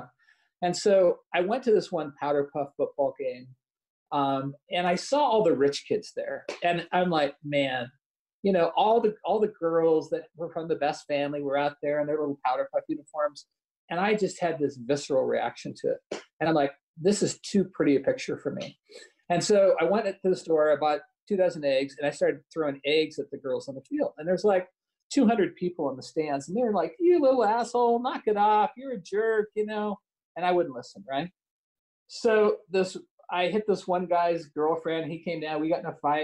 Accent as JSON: {"language": "English", "town": "Lewiston", "region": "Idaho", "country": "United States", "tie": "born or raised there", "also_born_or_lived": "Salmon River, Idaho", "said": "I grew up in Lewiston, Idaho"}